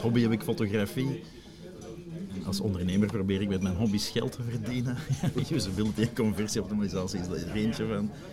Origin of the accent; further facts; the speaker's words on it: Flanders, Belgium; dat is het leuke als Vlaming